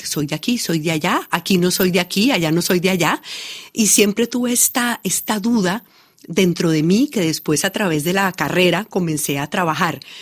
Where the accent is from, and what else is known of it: Colombia